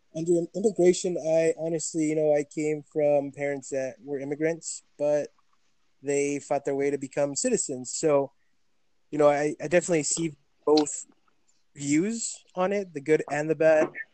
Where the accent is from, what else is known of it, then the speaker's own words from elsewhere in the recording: Farmington, New Mexico, United States; also born or lived in El Paso, Texas; now in Las Cruces, United States; I am from El Paso, Texas. I was born in El Paso, raised in Farmington, New Mexico, and came down to Las Cruces to go to college